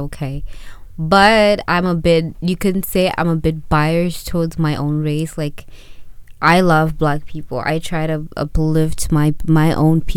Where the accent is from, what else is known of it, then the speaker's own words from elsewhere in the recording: Zimbabwe; now in Canada; When I was growing up in Zimbabwe